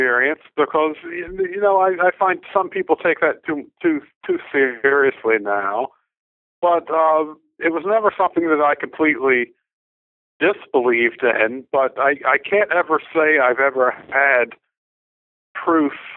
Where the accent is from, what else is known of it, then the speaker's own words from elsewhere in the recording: Baltimore, Maryland, United States; I grew up in Baltimore.